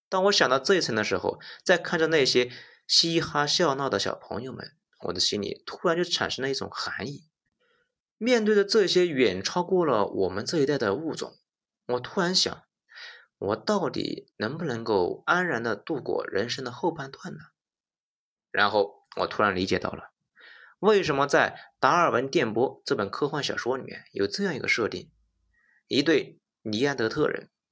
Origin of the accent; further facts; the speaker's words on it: China; 我们中国人